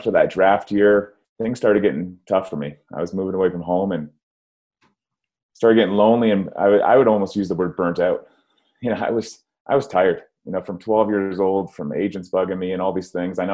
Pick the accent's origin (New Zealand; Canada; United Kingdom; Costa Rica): Canada; Toronto, Ontario; moved away as an adult; now in Colorado, United States; growing up in Toronto